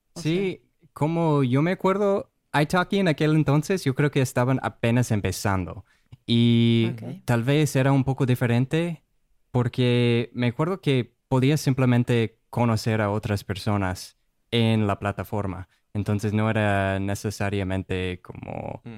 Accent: Rochester, Minnesota, United States; Spanish is a second language; moved away as an adult; now in Puerto Rico; soy de Estados Unidos, de ah, Rochester, Minnesota, es la casa del Mayo Clinic, el hospital, uno de los hospitales más grandes mm. en el mundo, de hecho, y pues crecí ahí

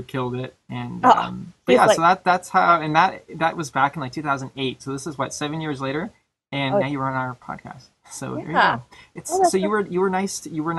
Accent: Toronto, Ontario, Canada; We're just from the Toronto area

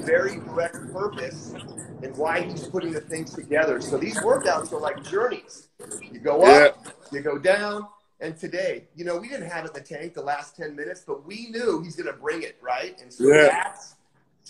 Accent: United States; born and bred in the United States

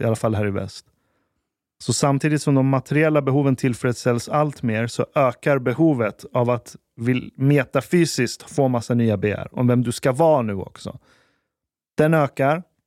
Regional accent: Sweden; vi är uppvuxna i Sverige

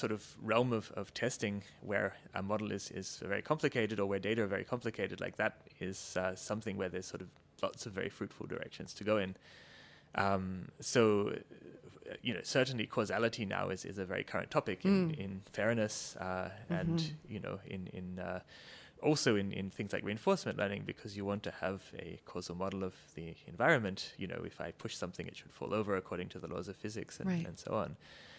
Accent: Australia; also born or lived in Canberra, Australia / Cambridge, United Kingdom; I'm actually, my accent notwithstanding, Australian originally. So I did my undergrad in physics and in engineering at the Australian National University in Canberra.

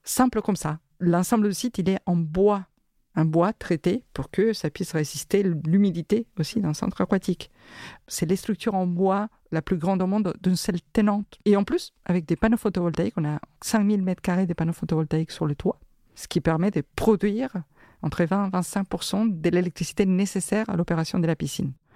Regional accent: Argentina; now in France; je suis né en Argentine

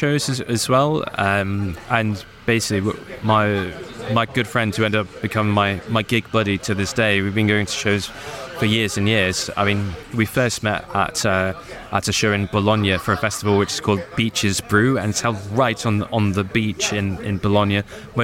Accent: United Kingdom; this skinny, scrawny little kid from Britain with brown skin

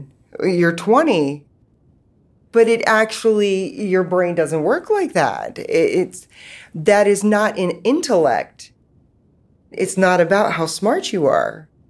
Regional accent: West Virginia, United States; born there; I was born in West Virginia. I was my parents' third child.

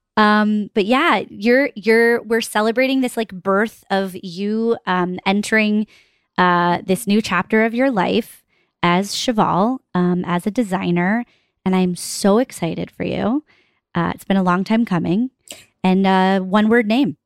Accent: Northeast, United States; we're schlubs from the Northeast

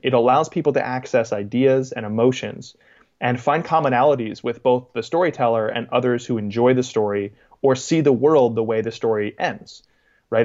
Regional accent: Boston, Massachusetts, United States; moved away; also born or lived in Queens, New York; my hometown of Boston

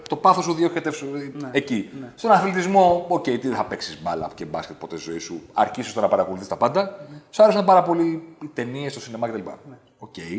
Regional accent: Athens, Attica, Greece; also born or lived in Vari, Attica; Εγώ άλλαξα σχολείο το 88-89, φύγαμε από τα Πετράλωνα και πήγαμε στα Νότια

